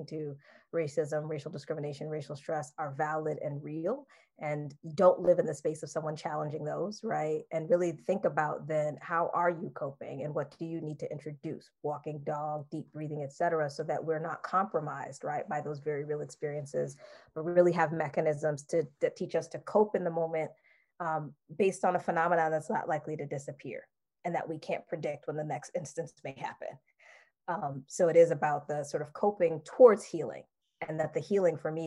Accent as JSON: {"language": "English", "region": "East Coast", "country": "United States", "said": "I'm from the East Coast"}